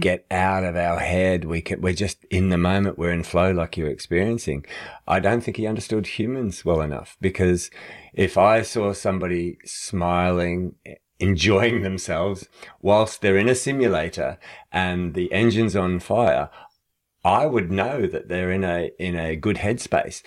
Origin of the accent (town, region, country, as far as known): Australia